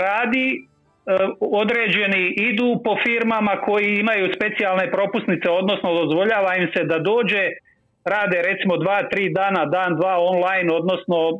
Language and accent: Croatian; Zenica, Federation of Bosnia and Herzegovina, Bosnia & Herzegovina; moved away as an adult; also born or lived in Dubrovnik, Croatia; now in Ljubljana, Slovenia; Ja sam rođen u Zenici 40. godine u Bosni. Nakon gimnazije odlazim na studiju u Dubrovnik